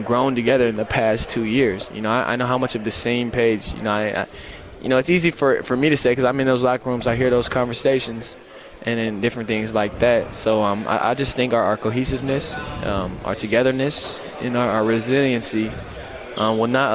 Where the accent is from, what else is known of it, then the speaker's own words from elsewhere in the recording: Oregon, United States; being an in-state kid and getting to wear Oregon State across my chest